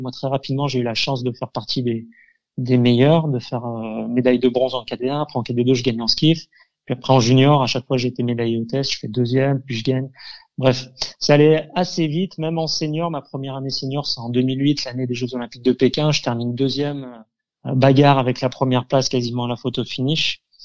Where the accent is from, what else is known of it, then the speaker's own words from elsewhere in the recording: Avignon, Provence-Alpes-Côte d'Azur, France; je suis un avignonnais pur souche. Hein. Je suis né à Avignon, j'ai été formé à Avignon